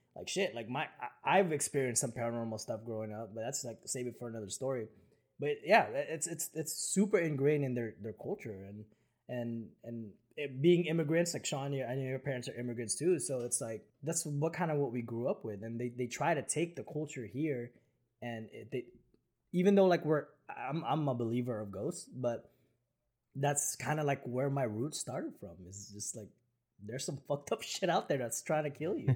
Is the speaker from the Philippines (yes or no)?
yes; Philippines; moved away; when I was growing up in the Philippines